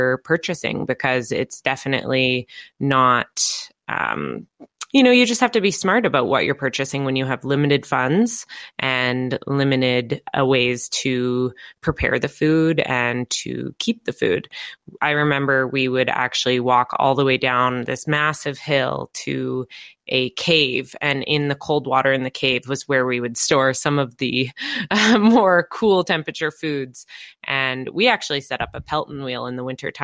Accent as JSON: {"language": "English", "area": "Lasqueti Island", "region": "British Columbia", "country": "Canada", "tie": "born or raised there", "moved": "yes", "said": "I grew up on Laskiti Island. It's very off the grid, about maybe 300 people"}